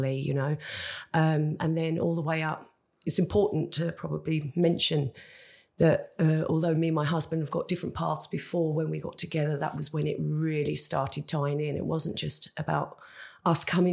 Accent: Kent, South East England, United Kingdom; also born or lived in Spain / France; now in Jersey; I'm from Kent originally

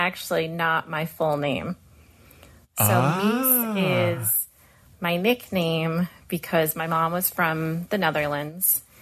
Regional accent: Worcester, Massachusetts, United States; I'm in Worcester

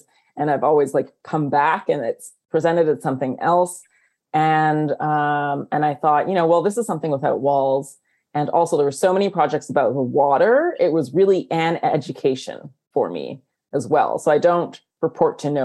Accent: Canada; I am Chinese Canadian

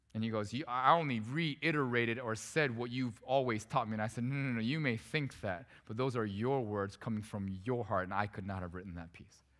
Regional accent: South Korea; also born or lived in Vancouver, Canada; now in United States; I was born in Korea. I'm not actually a U.S. born citizen, but I'm a citizen now.

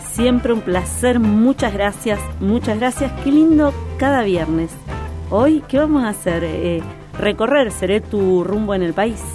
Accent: Córdoba, Argentina

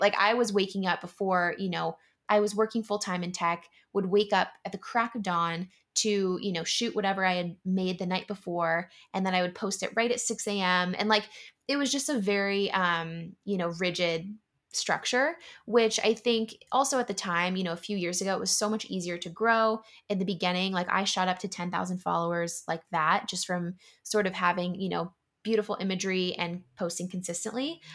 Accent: San Diego, California, United States; moved away as an adult; also born or lived in Yokosuka, Japan / San Francisco; now in Philadelphia, United States; grew up in San Diego and, you know, lived most of my life in California.

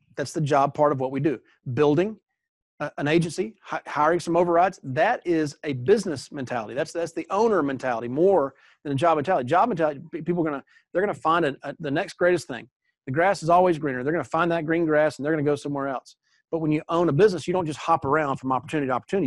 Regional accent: East Coast, United States; now in Texas, United States; I grew up on the East Coast where we had hurricanes all the time, tornadoes all the time, and I now live in Texas

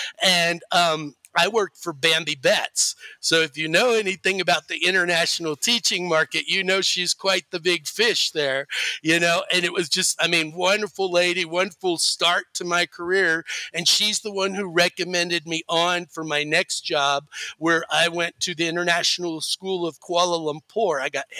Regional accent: Houston, Texas, United States; So as I mentioned, I'm originally from Texas. I grew up there and I started my teaching career there. And I taught for 11 years in the city in and around Houston, okay, Houston, Texas.

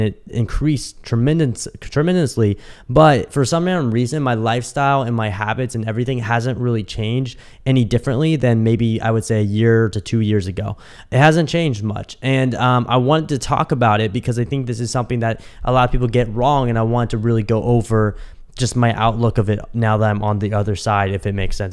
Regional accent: Kansas City, United States; moved away as an adult; also born or lived in Dallas; now in Miami, United States; when I moved out of my parents' house, I moved from Kansas City to Dallas.

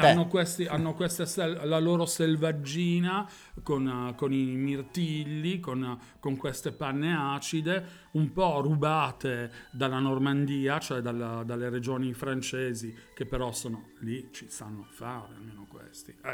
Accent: Milan, Lombardy, Italy; quando una settimana fa ho sentito così da milanese, no? Perché poi eh, ovviamente il panettone nasce qua all'ombra della Madunina

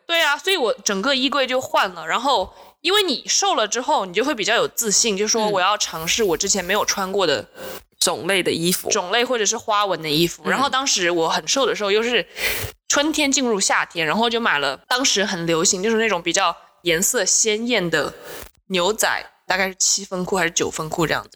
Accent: Changsha, Hunan, China; 来自湖南长沙

